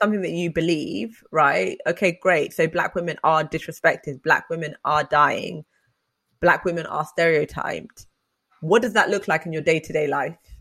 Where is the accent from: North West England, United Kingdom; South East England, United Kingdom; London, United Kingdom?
London, United Kingdom; I'm from London